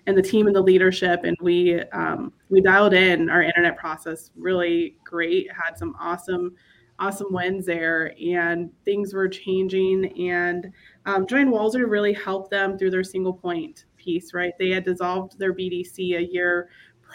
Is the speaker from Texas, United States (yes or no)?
yes; Texas, United States; moved away as an adult; also born or lived in Corpus Christi, Texas / Minneapolis, Minnesota / Houston, Texas; I am from Texas. I am currently in Texas right now